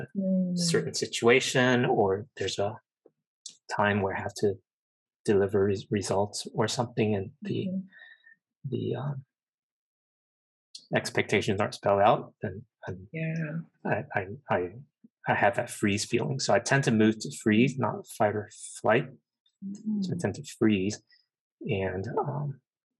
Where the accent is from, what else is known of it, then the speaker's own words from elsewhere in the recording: United States; being Asian American